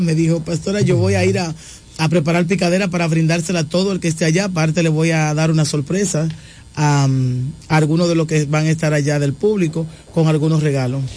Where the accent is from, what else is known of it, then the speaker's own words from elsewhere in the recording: La Romana, Dominican Republic; also born or lived in Bávaro; yo soy de aquí de La Romana, pero estaba viviendo en Bávaro por un tiempo.